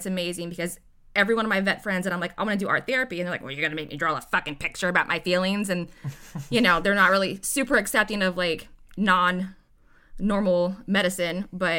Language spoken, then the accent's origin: English; Ohio, United States; moved away as an adult; now in Hampton, Virginia, United States; I'm from Ohio and I moved down here